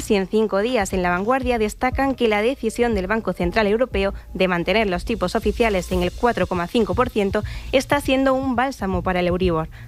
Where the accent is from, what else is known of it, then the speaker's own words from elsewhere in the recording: Córdoba, Andalusia, Spain; Sí, yo hoy me he sentido muy orgullosa de ser cordobesa.